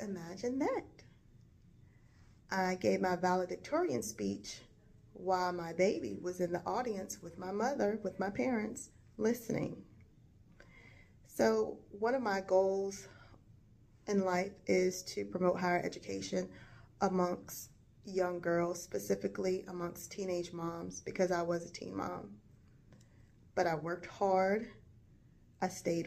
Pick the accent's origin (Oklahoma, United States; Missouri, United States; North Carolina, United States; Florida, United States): North Carolina, United States; Gatesville; I was born and raised in Gatesville, North Carolina, which is a small rural town in northeast North Carolina